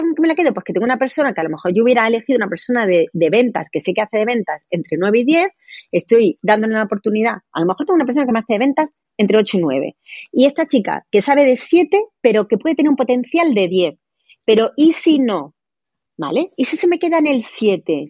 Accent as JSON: {"language": "Spanish", "town": "Granada", "region": "Andalusia", "country": "Spain", "tie": "born or raised there", "also_born_or_lived": "Madrid", "moved": "as an adult", "said": "he estudiado derecho aquí, llevo aquí toda la vida"}